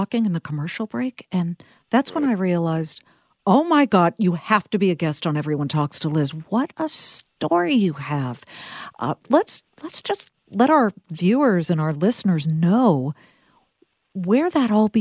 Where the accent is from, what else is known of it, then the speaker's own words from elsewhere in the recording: Los Angeles, California, United States; now in New Jersey, United States; I was growing up in Los Angeles in the 70s